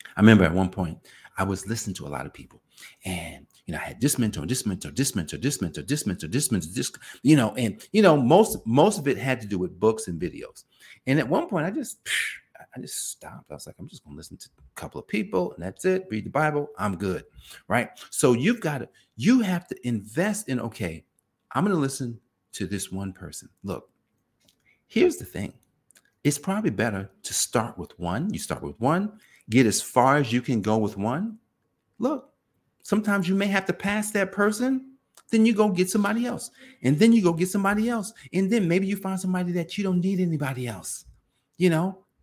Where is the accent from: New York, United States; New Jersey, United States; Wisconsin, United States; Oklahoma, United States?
New Jersey, United States; I grew up in New Jersey where Italians made pizza